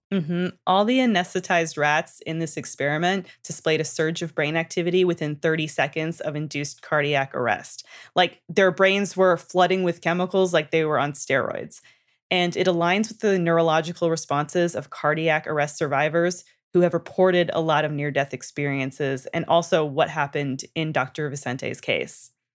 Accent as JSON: {"language": "English", "country": "Canada", "tie": "born or raised there", "said": "I'm from Canada and we learn French all throughout our childhoods and into high school."}